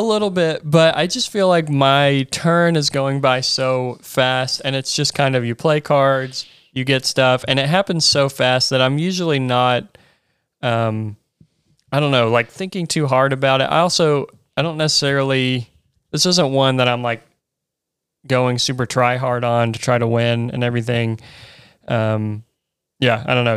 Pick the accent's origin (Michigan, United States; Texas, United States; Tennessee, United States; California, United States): Tennessee, United States; Chattanooga; I grew up in Chattanooga